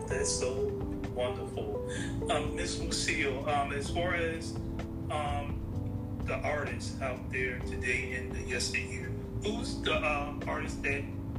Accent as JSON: {"language": "English", "country": "United States", "said": "Yeah, I'm American, but some people think I'm from India. Because sometimes I do talk a little different compared to this. But yeah, I'm purely American."}